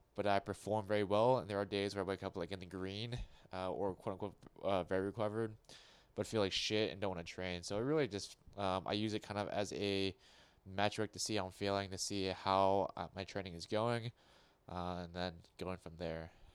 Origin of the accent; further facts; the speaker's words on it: United States; I was born in America. I don't speak with an accent.